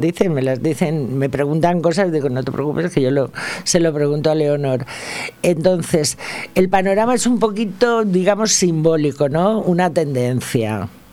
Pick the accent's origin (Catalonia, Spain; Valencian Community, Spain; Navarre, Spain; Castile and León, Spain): Valencian Community, Spain; Valencia; yo nací en Ruzafa